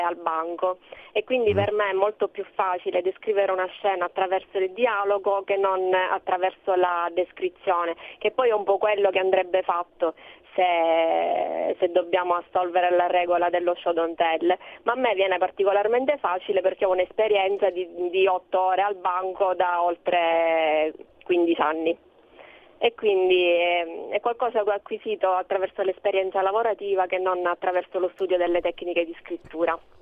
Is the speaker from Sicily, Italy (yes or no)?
yes; Sicily, Italy; da siciliana che è nata in Sicilia e che vive in Sicilia